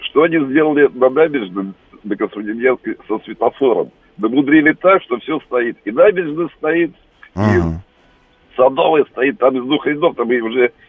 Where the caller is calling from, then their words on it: Moscow, Russia; Доброе утро, Роман